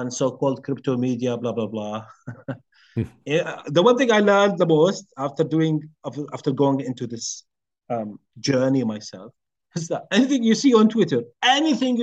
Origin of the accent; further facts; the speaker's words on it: Jordan; I'm from Jordan